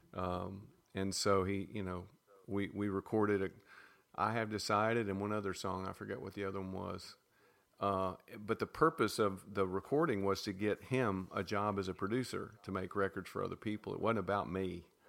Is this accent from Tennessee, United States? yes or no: yes; Nashville, Tennessee, United States; we grew up in Nashville